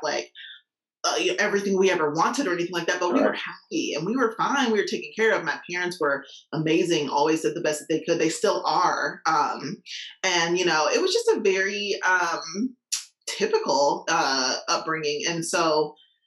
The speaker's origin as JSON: {"language": "English", "town": "Indianapolis", "region": "Indiana", "country": "United States", "said": "I'm from Indianapolis, Indiana"}